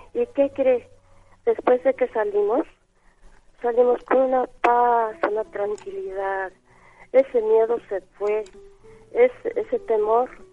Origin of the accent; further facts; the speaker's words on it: Zacatlán, Puebla, Mexico; now in Mexico City, Mexico; yo soy del estado de Puebla